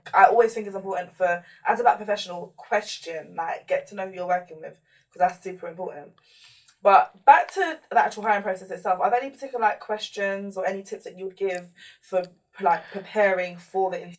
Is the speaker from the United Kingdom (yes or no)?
yes; London, United Kingdom; I'm from South London